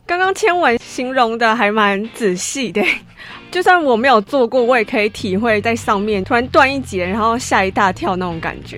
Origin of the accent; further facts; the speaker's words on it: Taiwan; accent: Taiwanese (English accent); 我自己的英文口音就是一个，听起来就是一个台湾人